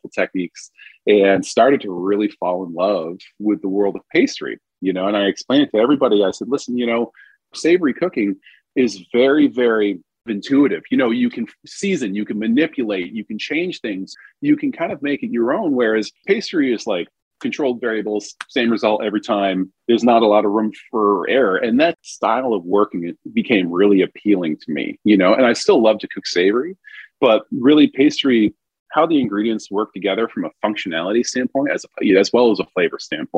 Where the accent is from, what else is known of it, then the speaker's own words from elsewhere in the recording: Vermont, United States; moved away as an adult; also born or lived in New Orleans, Louisiana; growing up in Vermont and rural, you know, dairy farm, moving to downtown New Orleans was quite the culture shock at 19.